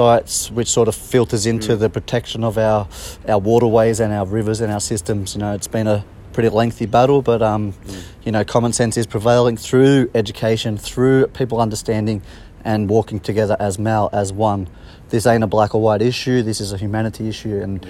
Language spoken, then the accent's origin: English; Australia; Australia, like, I'm proud Australian too